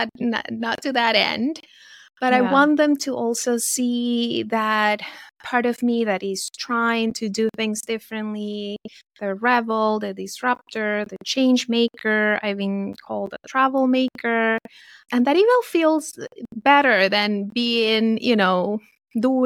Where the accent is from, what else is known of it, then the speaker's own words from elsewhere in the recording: Venezuela; moved away as an adult; now in United States; I was born and raised in Venezuela